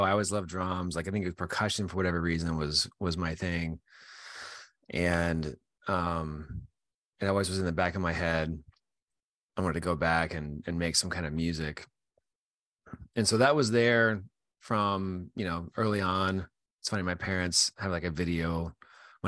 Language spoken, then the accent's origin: English; Utah, United States; now in Virginia, United States; I grew up in Utah and I live in Virginia now, but I grew up in Utah